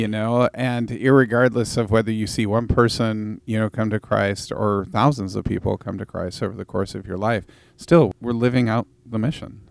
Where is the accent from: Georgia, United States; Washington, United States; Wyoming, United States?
Washington, United States; Vancouver; I grew up in Vancouver, Washington